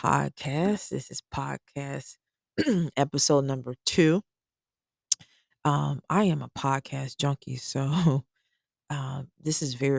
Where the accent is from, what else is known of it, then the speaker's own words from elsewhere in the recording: Cincinnati, Ohio, United States; now in Georgia, United States; I am originally from Cincinnati, Ohio. We've lived in Georgia for the past 8 years.